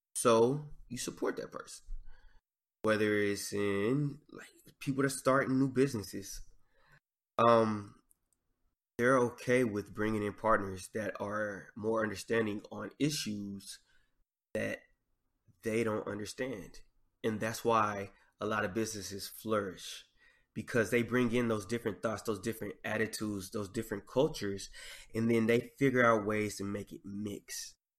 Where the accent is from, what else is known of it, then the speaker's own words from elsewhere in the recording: Arkansas, United States; accent: Southern drawl; especially growing up in Arkansas, because in Arkansas, you learn how to talk trash at an early age.